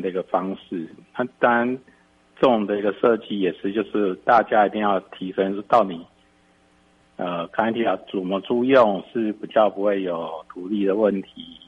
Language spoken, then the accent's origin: Chinese; Taipei, Taiwan; 我从小在台北市长大